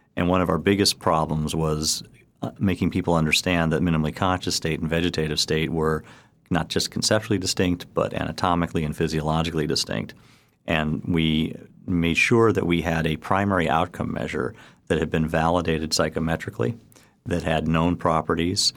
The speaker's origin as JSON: {"language": "English", "town": "Chicago", "region": "Illinois", "country": "United States", "tie": "born or raised there", "moved": "yes", "lives_now": "New York City, United States", "said": "I grew up in the University of Chicago"}